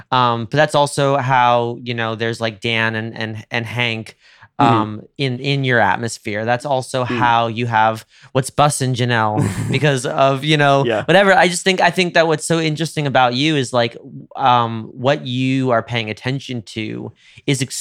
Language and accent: English; Rome, Lazio, Italy; You know, as a as a Roman, same as a New Yorker, absolutely. It's our birthright.